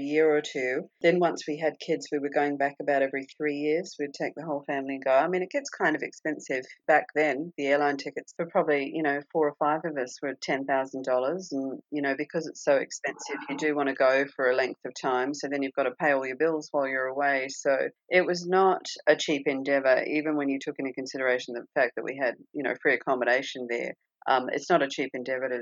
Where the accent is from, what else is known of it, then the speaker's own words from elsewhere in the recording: Australia; first language English; moved away as an adult; also born or lived in Perth; now in United States; So when growing up, I used to watch American TV shows and English TV shows and Australian TV shows.